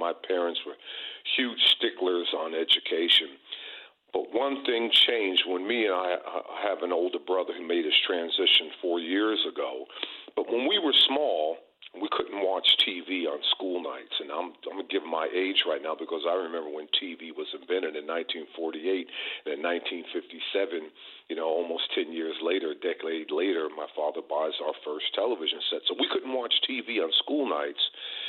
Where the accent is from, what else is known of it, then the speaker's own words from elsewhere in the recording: New Jersey, United States; Born and raised in New Jersey, had your basic family in the 1950s and everything